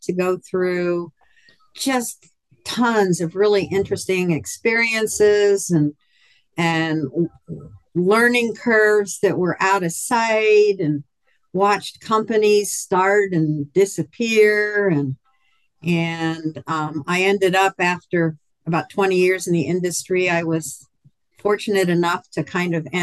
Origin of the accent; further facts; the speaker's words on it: Philadelphia, Pennsylvania, United States; also born or lived in West Coast; now in Hot Springs Village, United States; I was actually born and raised in Philadelphia